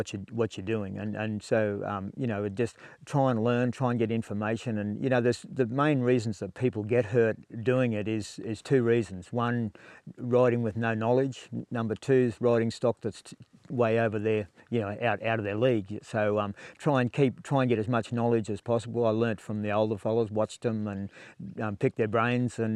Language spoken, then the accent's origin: English; Tenterfield, New South Wales, Australia; I grew up at Tenterfield, down in New South Wales, northern New South Wales